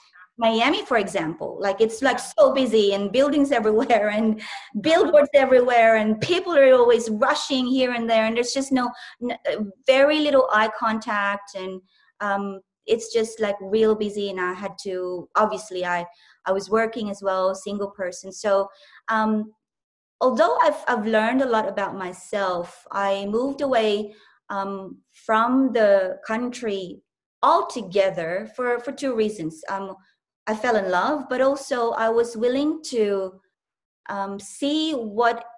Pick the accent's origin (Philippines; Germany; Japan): Philippines; southern Philippines; English is a second language; moved away as an adult; also born or lived in Manila, Philippines; now in Australia; I was born and raised in a different country, in the Philippines, in the southern Philippines